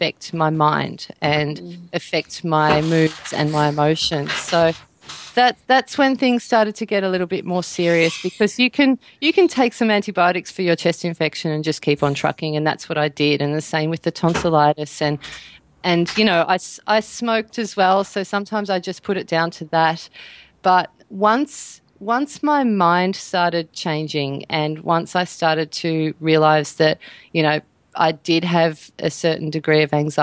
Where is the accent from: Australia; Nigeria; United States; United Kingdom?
Australia; like all that usual standard Australian diet stuff